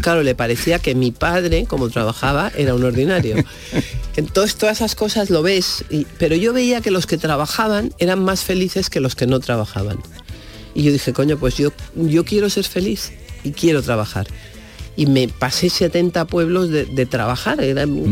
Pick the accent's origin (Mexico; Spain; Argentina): Spain; Madrid, Community of Madrid; en Madrid yo vivía la casa más moderna de Madrid